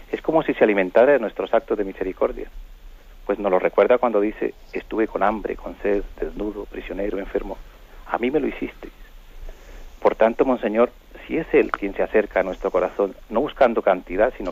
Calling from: Palafrugell, Catalonia, Spain; de Parafruyel por Gerona.

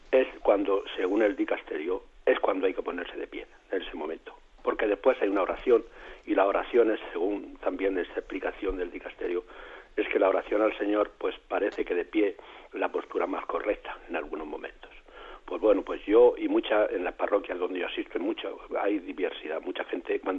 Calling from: Murcia, Region of Murcia, Spain; de Murcia

